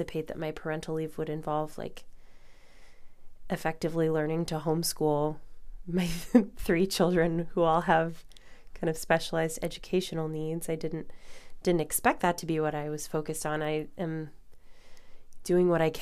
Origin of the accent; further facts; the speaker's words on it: Illinois, United States; now in New York, United States; my home state of Illinois